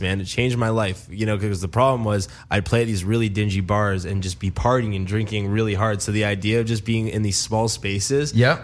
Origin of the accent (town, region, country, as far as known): Mississauga, Ontario, Canada; born or raised there; moved away as an adult; also born or lived in Toronto; now in Los Angeles, United States